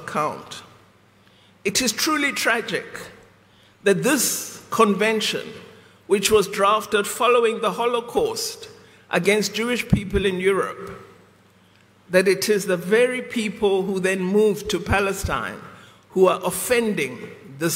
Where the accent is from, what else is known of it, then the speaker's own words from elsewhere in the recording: South Africa; we, as the people of South Africa